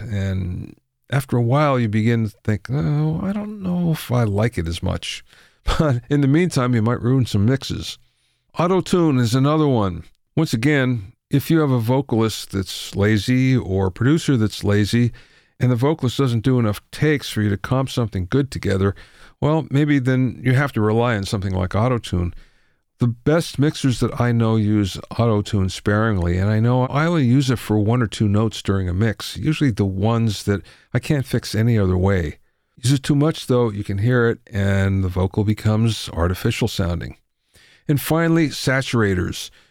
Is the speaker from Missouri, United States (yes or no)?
no; Pennsylvania, United States; Middle, middle of Pennsylvania, coal country.